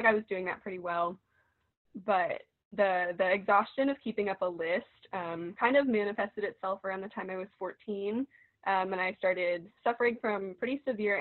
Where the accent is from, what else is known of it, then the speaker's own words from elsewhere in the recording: Parkersburg, West Virginia, United States; moved away as an adult; now in Athens, United States; I'm from Parkersburg, West Virginia